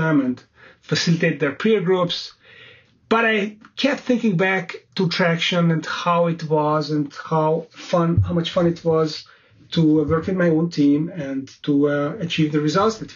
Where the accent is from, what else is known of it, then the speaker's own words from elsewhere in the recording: Budapest, Hungary; moved away as an adult; also born or lived in London; I set up my own investment banking boutique firm in my hometown of Budapest, Hungary